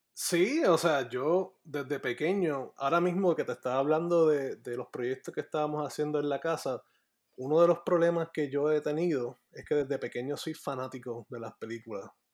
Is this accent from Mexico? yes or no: no; Puerto Rico; moved away as an adult; also born or lived in Maryland, United States; now in Florida, United States; yo crecí toda mi vida en el área metropolitana. así oh, Me, me, yo viví en, entre Tuabaja y Dorado este, toda mi vida.